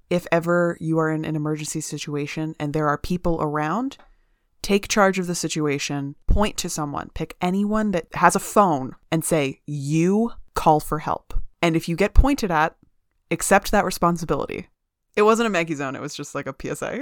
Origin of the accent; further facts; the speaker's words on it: United States; I'm in America, I'm from America